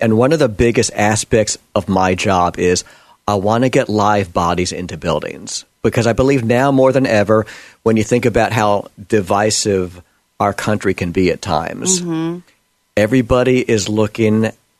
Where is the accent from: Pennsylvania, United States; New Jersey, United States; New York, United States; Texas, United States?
New York, United States; the mentality in the mainstream media where I was raised back in New York